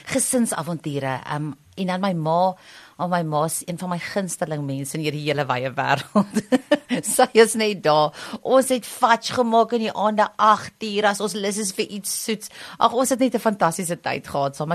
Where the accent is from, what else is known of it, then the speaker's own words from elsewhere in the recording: Pretoria, Gauteng, South Africa; also born or lived in Potchefstroom; ek het Pretoria groot geword en ek het net gaan swat in Potch 4 jaar en toe teruggekom Pretoria toe